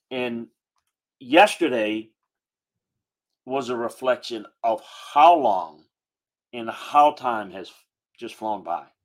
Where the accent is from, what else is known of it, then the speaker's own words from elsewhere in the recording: South Louisiana, United States; moved away; I grew up in South Louisiana, going to LSU games with my parents.